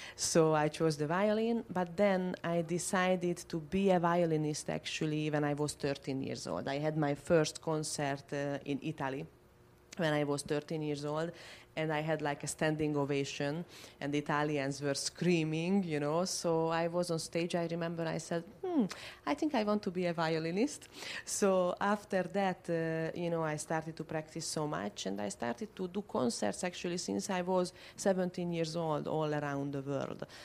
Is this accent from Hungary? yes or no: yes; Budapest, Hungary; moved away as an adult; now in Florida, United States; I am from Hungary, from Budapest. I moved to the US uh, last year